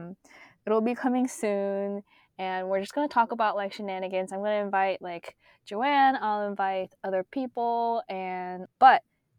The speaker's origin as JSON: {"language": "English", "country": "South Korea", "tie": "born there", "first_language": "Korean", "second_language": "English", "said": "I was like shocked to hear because I was born in Korea. Korean was my first language. If anything, like my English should have a Korean accent, right?"}